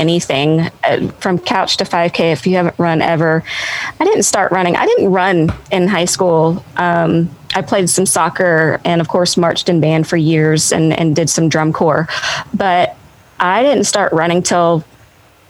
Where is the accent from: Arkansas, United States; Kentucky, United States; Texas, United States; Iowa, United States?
Arkansas, United States; Benton; it's in my hometown. I was born in Benton, Arkansas.